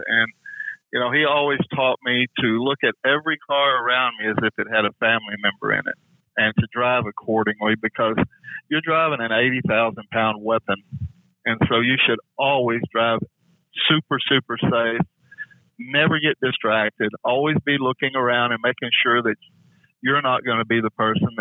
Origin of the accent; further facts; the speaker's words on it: Fort Worth, Texas, United States; I come from Texas, Fort Worth, where it's pretty flat